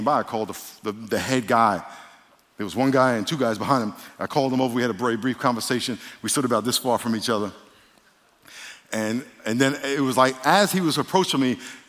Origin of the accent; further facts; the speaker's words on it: New York, United States; moved away; I'm from New York.